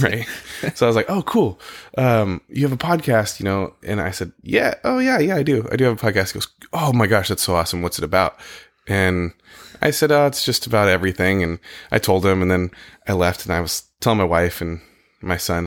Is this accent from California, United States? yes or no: yes; California, United States; also born or lived in Connecticut; now in Oregon, United States; I grew up in California